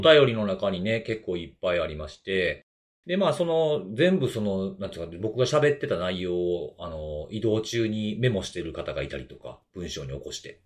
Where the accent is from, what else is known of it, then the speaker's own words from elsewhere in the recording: Kansai, Japan; accent: Kansai-ben; 僕はしかも関西弁やし